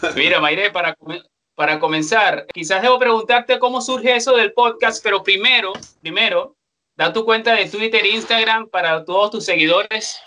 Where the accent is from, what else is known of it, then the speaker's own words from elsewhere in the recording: Venezuela; now in Chile; como venezolanos